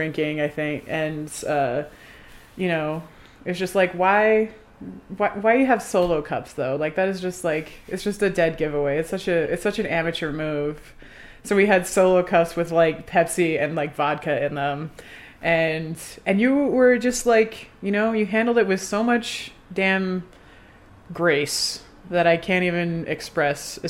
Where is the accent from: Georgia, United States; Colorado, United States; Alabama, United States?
Colorado, United States; Denver; I'm from Denver.